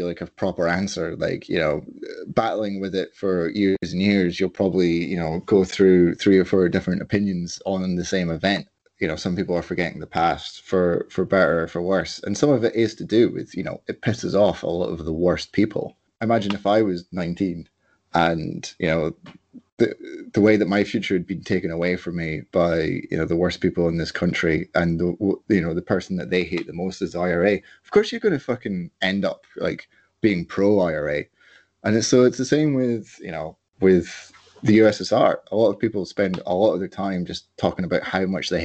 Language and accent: English; Edinburgh, Scotland, United Kingdom; growing up in Edinburgh